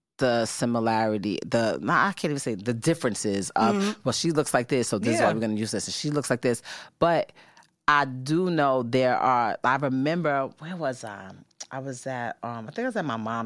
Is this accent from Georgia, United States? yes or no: no; New York, United States; I was coming from the Bronx